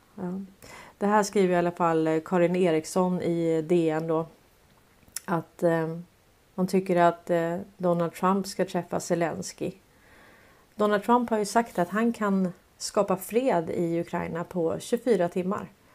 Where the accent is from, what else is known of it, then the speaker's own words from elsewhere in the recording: Sweden; som svenskar